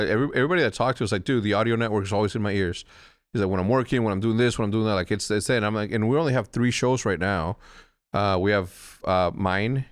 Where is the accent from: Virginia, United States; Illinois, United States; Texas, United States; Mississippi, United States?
Illinois, United States; Wheeling; When I say I'm from Chicago, I'm just trying to avoid an extra ten seconds of conversation of me explaining where Wheeling, Illinois is